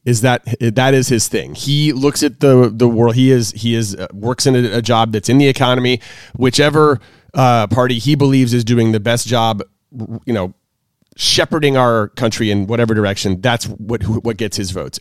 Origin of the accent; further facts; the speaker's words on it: the South, United States; I grew up in the South